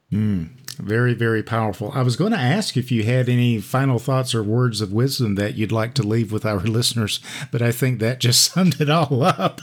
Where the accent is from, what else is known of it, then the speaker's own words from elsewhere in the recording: United States; those of us who were born and raised in the United States